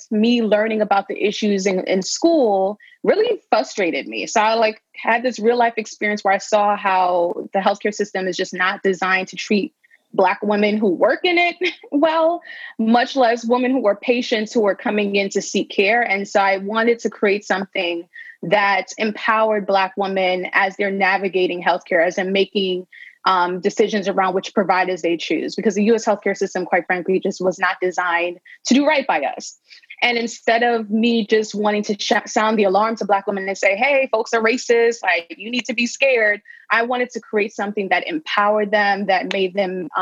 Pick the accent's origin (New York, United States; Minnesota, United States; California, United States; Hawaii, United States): New York, United States; New York City; also born or lived in Bahamas / Westchester / Harlem; I grew up most of my life in the Bronx